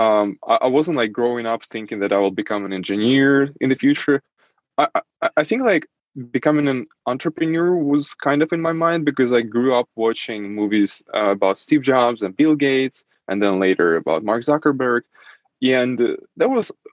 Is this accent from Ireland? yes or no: no; Saint Petersburg, Russia; first language Russian; English is a second language; moved away as an adult; now in Germany; I was born in Russia, in St. Petersburg, and that's where I basically lived almost my entire life.